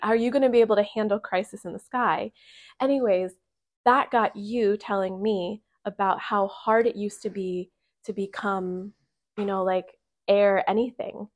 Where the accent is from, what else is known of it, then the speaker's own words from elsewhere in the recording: Bechtelsville, Pennsylvania, United States; moved away; I come back to my hometown that I lived in for whatever, twenty years